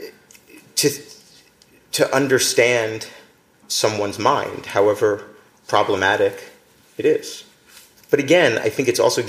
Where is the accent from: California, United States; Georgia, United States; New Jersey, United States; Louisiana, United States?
New Jersey, United States; Atlantic City; I grew up in Atlantic City